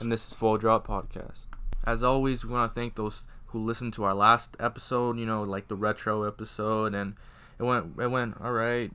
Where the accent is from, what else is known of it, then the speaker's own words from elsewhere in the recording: Iowa, United States; also born or lived in Georgia; being from Iowa, it's, well, I was, I, I was born in Georgia, but, like, you know, growing up here